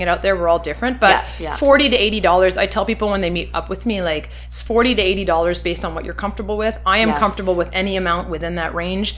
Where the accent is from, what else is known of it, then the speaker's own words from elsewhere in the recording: Shawinigan, Quebec, Canada; I'm from Shawinigan, Quebec. I was raised in a very French-Canadian family, half Lebanese, but mostly French-Canadian family.